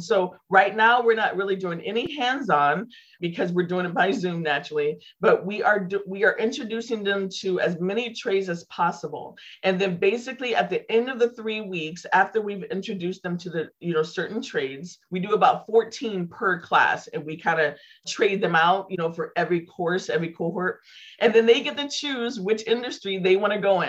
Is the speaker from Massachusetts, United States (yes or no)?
no; Santa Rosa, California, United States; my hometown here in Santa Rosa